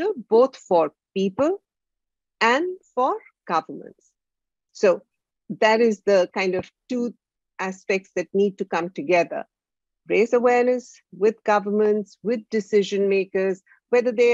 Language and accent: English; India; My background is from India. I'm from India